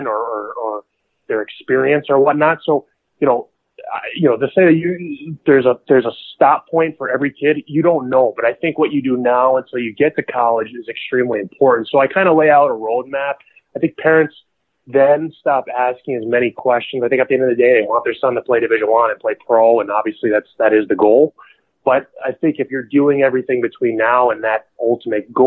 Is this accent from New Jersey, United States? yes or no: yes; New Jersey, United States; I'm from New Jersey